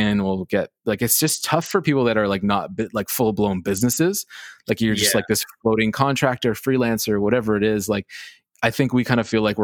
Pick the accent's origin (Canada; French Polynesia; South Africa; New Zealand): Canada; New York as a Canadian, like New York was always America for us too